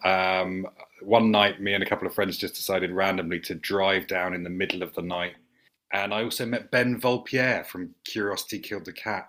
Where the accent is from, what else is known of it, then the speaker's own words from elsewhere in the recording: St Albans, East of England, United Kingdom; I grew up in St Albans